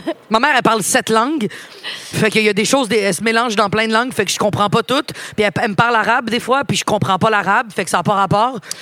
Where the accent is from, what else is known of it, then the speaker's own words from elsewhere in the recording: Montreal, Quebec, Canada; also born or lived in Laval-Ouest; Puis j'ai déménagé de Montréal-Nord parce que mon beau-père voulait acheter une maison, puis c'était pas achetable il y a 20 ans en arrière